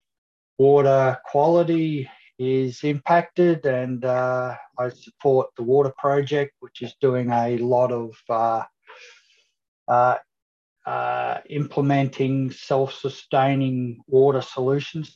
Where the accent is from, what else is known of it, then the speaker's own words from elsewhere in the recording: Melbourne, Victoria, Australia; I'm from Melbourne, Australia